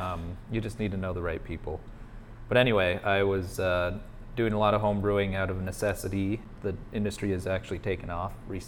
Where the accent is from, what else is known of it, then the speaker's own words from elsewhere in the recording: Missoula, Montana, United States; moved away as an adult; also born or lived in Illinois / Oregon / Taiwan; I was born in Illinois, but grew up in Montana in a little place called Missoula.